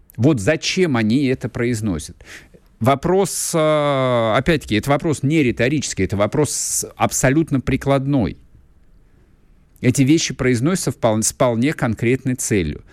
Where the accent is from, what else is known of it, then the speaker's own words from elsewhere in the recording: Russia; У нас на родине все в этом смысле нормально.